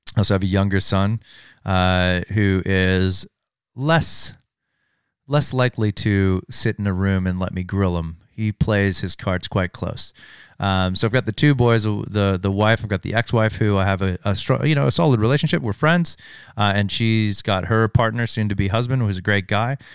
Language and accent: English; Hailey, Idaho, United States; moved away as an adult; also born or lived in Sun Valley, Idaho; I was born and raised in a small town called Uh, Haley, Idaho, uh, born in Sun Valley, Idaho